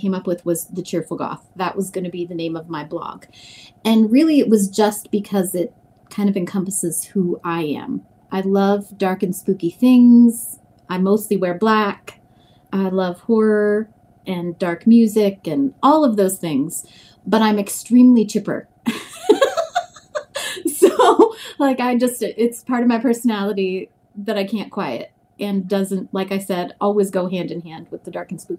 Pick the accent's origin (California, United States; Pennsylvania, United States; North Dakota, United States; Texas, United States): North Dakota, United States; Grand Forks; moved away as an adult; I grew up in North Dakota, Grand Forks, North Dakota